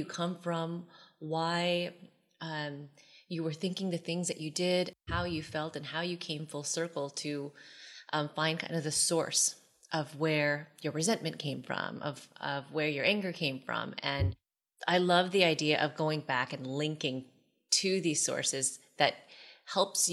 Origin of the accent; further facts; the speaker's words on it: California, United States; I'm from California also